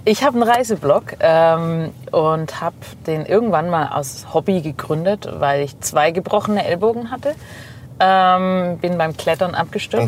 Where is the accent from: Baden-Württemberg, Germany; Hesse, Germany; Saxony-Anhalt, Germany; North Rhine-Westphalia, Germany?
Baden-Württemberg, Germany; Neckarsulm; accent: Swabian; now in Heilbronn, Germany; Bin aufgewachsen in Obereisesheim, Neckarsulm eigentlich und lebe aber seit 15, 16, 17 Jahren schon in Heilbronn.